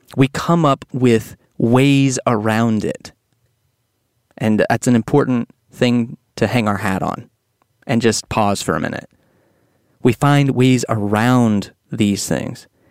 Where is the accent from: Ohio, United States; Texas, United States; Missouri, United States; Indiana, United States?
Texas, United States; growing up in Texas